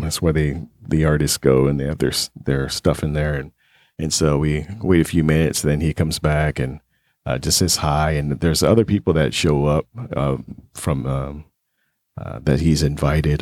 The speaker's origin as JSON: {"language": "English", "town": "Las Vegas", "region": "Nevada", "country": "United States", "tie": "born or raised there", "said": "growing up in Vegas, you meet a lot of celebrities"}